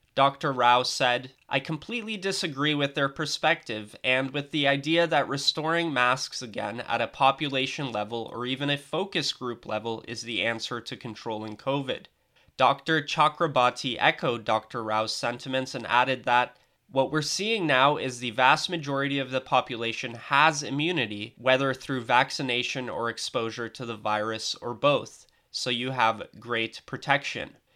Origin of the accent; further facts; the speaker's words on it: Canada; as a Canadian